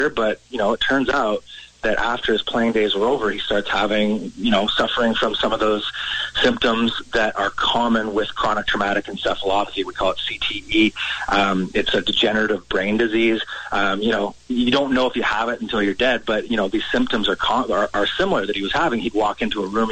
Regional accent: Langley, British Columbia, Canada; I grew up in Langley out here in BC

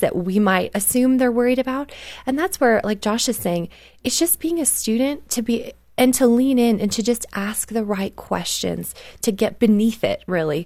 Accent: Canada; I grew up in Canada

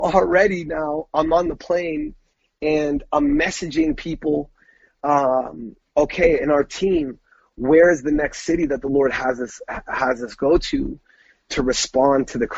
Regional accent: Brantford, Ontario, Canada; growing up in Brantford, right? So that's the Toronto area

